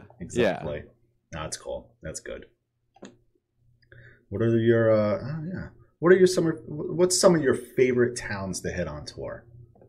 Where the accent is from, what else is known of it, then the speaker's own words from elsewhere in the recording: Northeast, United States; I'm from the Northeast, and I used to say Worcester.